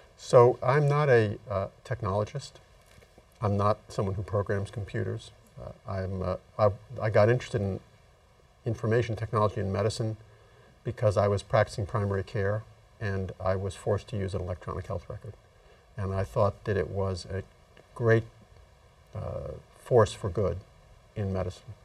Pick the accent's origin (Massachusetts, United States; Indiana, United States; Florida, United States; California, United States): Massachusetts, United States; my home state of Massachusetts